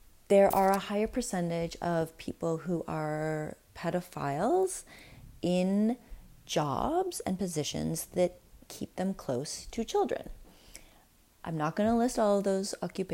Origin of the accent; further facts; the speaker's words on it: Winnipeg, Manitoba, Canada; I grew up in Winnipeg